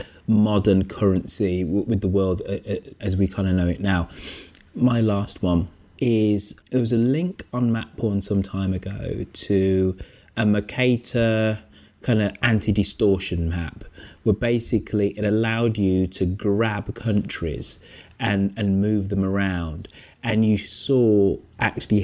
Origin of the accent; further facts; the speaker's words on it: England, United Kingdom; Being English